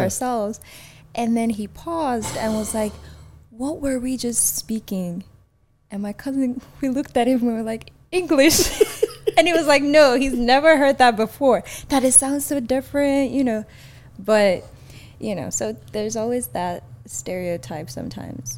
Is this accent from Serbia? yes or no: no; Nigeria; also born or lived in Atlanta; now in Texas, United States; I'm from Nigeria or I'm Nigerian